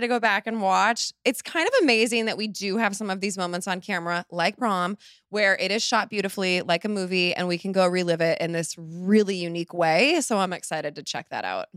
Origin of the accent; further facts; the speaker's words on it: Laguna Beach, California, United States; moved away; I haven't lived in Laguna in, you know, eighteen years?